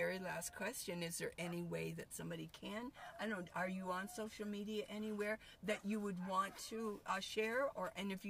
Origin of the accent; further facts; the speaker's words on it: Tucson, Arizona, United States; I'm from Tucson